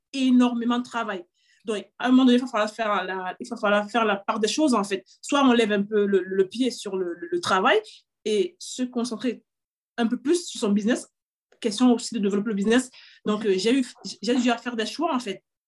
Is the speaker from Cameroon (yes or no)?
yes; Cameroon; moved away as an adult; also born or lived in England; now in France; J'ai grandi au Cameroun également